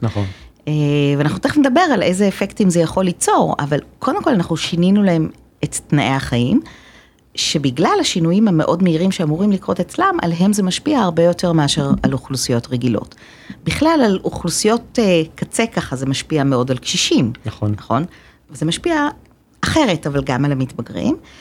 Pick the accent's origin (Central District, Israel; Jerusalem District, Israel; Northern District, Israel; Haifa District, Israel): Haifa District, Israel; Haifa; אני, אה, חיפאית גאה מבטן